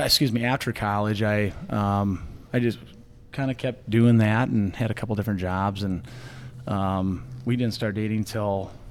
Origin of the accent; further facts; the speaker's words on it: Beresford, South Dakota, United States; moved away as an adult; also born or lived in Grand Forks; now in Sioux Falls, United States; growing up in Beersford in a small town, got a great family, real tight-knit family down there.